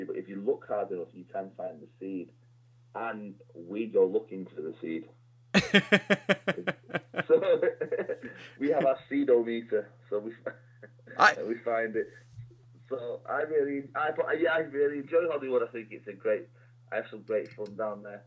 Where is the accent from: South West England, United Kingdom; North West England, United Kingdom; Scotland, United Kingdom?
North West England, United Kingdom; Warrington; I grew up in a place called Warrington.